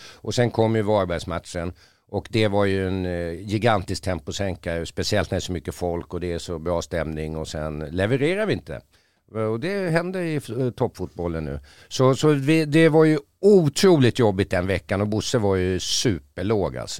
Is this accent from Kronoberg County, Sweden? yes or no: no; Stockholm, Stockholm County, Sweden; då föddes jag här